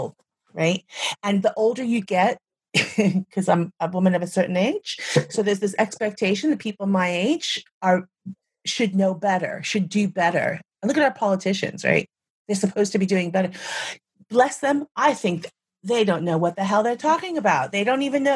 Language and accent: English; United States; moved away as an adult; when I left the United States, I was quite young